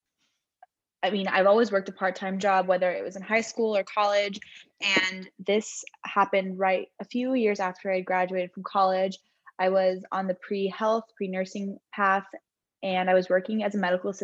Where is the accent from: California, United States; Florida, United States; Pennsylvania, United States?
California, United States; Southern; now in San Francisco, United States; I am from Southern California, but I now live in San Francisco